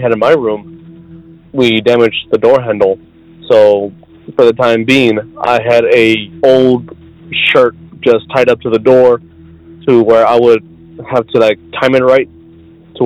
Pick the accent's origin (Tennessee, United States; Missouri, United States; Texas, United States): Texas, United States; South; I'm from South Texas